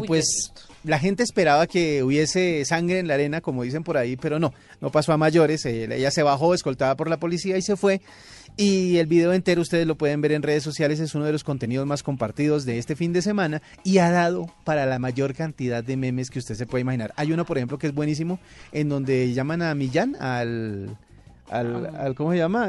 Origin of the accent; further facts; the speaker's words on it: Colombia; colombiana como Sofía Vergara en nuestro país